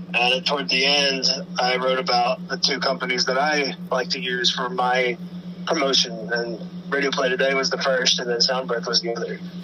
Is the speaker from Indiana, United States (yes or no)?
yes; Indiana, United States; I'm from Beaver County, Indiana. Uh, it's probably about 35 minutes out from Cincinnati